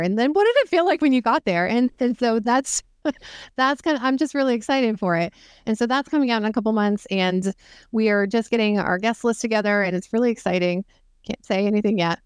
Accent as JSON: {"language": "English", "region": "Northern Maine", "country": "United States", "said": "I'm from Northern Maine"}